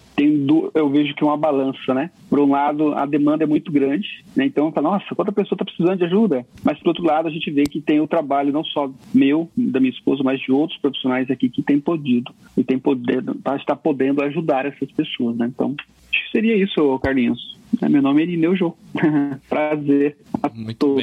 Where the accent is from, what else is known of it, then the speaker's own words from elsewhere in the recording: Araçatuba, São Paulo, Brazil; moved away as an adult; now in Japan; Sou do interior de São Paulo, uma cidade chamada Araçatuba, bem pequena, uns 200 mil habitantes hoje.